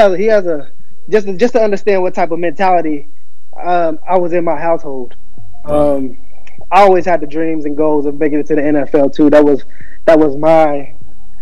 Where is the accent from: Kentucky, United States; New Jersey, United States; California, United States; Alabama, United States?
Kentucky, United States; Lexington; I'm originally from Lexington, Kentucky, born and raised